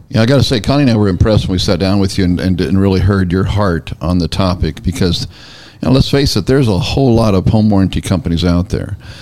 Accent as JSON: {"language": "English", "region": "Northern California", "country": "United States", "moved": "yes", "lives_now": "Tennessee, United States", "said": "I'm from Northern California"}